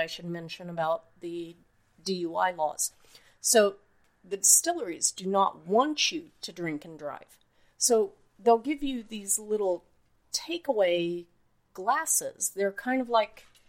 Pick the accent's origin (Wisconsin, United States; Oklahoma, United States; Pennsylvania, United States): Oklahoma, United States; also born or lived in Nebraska / Iowa / Ohio; now in Akron, United States; I grew up in Oklahoma. I bounced around Nebraska and Iowa for a little. I eventually ended up in Ohio